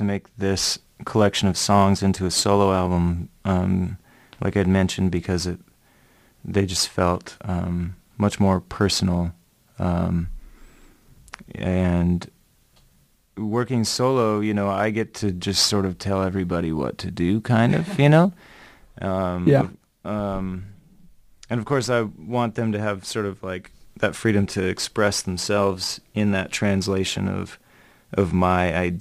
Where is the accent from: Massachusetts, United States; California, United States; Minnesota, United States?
Minnesota, United States; also born or lived in Olympia, Washington; I was born in Minnesota